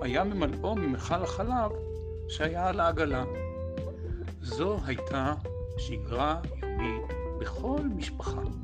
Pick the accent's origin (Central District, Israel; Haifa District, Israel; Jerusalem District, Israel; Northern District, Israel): Northern District, Israel; Tiberias; אני, סבא של ברקאי, נולדתי בטבריה בשנת 1900